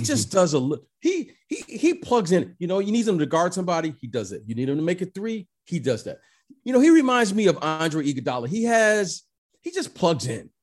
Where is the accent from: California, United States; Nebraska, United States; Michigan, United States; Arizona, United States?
Michigan, United States; Detroit; I grew up in Detroit.